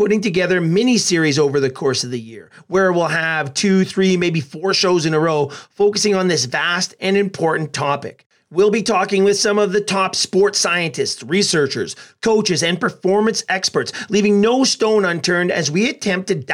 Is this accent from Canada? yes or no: yes; Edmonton, Alberta, Canada; my hometown of Edmonton